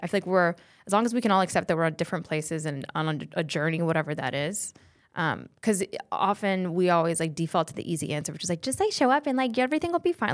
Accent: Fort Collins, Colorado, United States; born or raised there; accent: valley girl; moved away as an adult; now in Los Angeles, United States

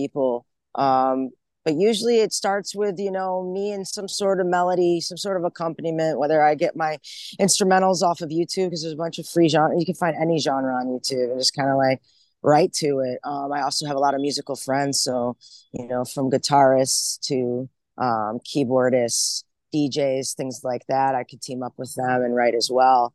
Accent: Rochester, New York, United States; now in Portland, United States; I'm originally from Rochester, New York. That's upstate

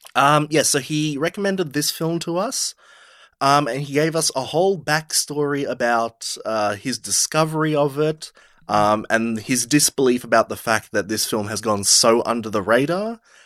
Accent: Australia; We're both from Australia

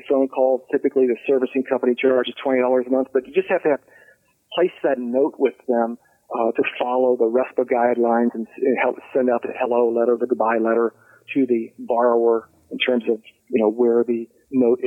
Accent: Cincinnati, Ohio, United States; I grew up in Bridgetown

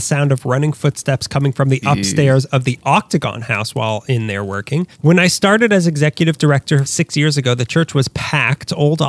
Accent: Sacramento, California, United States; my family took a trip to visit the city from my hometown, Sacramento

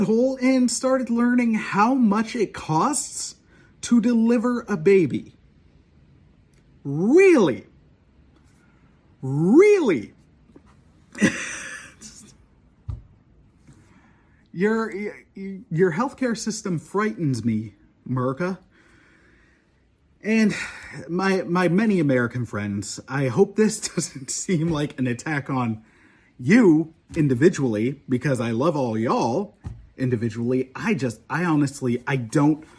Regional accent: Canada; as a Canadian, as an outsider

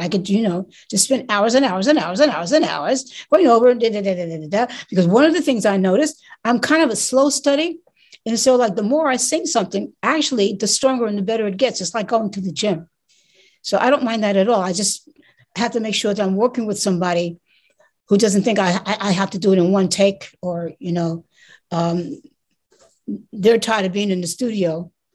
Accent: New York City, New York, United States; I'm from New York City

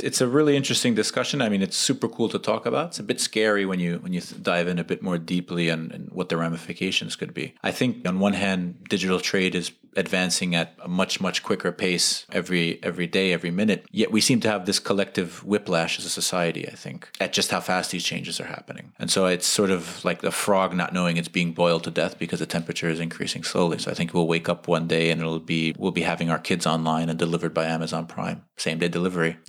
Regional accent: United States; moved away; as an American expat

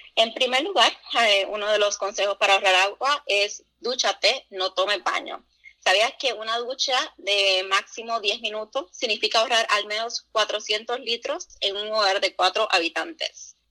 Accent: Puerto Rico; now in United States; yo soy original de Puerto Rico

